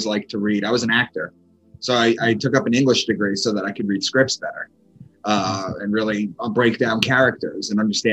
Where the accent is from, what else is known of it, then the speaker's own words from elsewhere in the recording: Long Island, New York, United States; moved away as an adult; also born or lived in Boston; I'm from Long Island. I had moved from Long Island to Boston